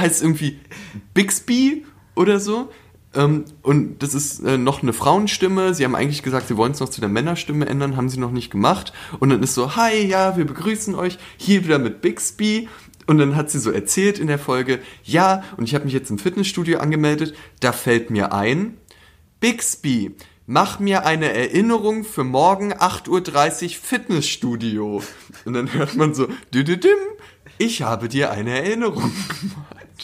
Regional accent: Berlin, Germany; also born or lived in Leipzig; ich bin in Charlottenburg aufgewachsen.

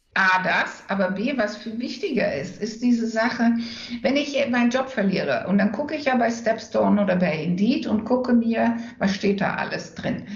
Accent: Enschede, Overijssel, Netherlands; German is a second language; moved away as an adult; also born or lived in London / Hamburg; now in Germany; ich bin Niederlanderin, dann ich bin auch tatsächlich Niederländerin, weil ich komme ja aus Enschede

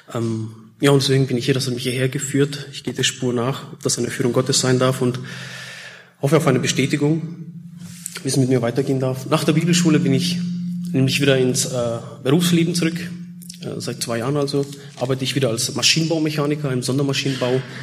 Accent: Germany; also born or lived in Czech Republic / Austria; Ich komme ursprünglich aus Tschechien, wurde geboren, aber bin schon seit ähm, ja, 83, waren wir drei Jahre in Österreich und meine Mutter ist damals aus Tschechien mit uns äh, geflohen. Und dann ab 86, 87 waren wir dann in Deutschland.

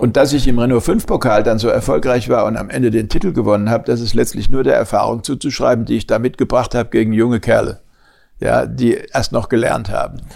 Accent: Germany; ich als Deutscher

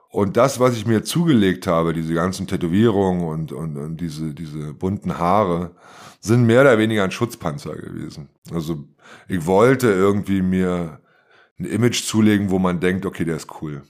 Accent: Germany; ich komme aus der DDR und bin von zwei sehr systemtreuen Eltern erzogen worden

